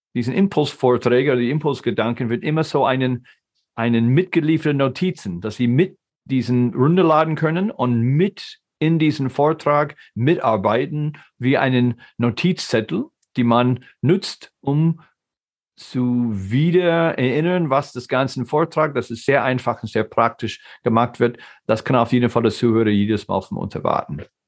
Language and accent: German; United States; German is a second language; moved away as an adult; now in Germany; Ich bin ein geborener Amerikaner, aber lebe in Deutschland seit 95.